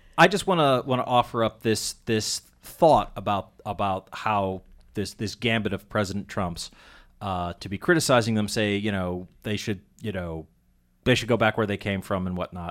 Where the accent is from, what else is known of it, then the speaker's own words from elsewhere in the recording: Andover, Massachusetts, United States; I grew up in Andover, Mass.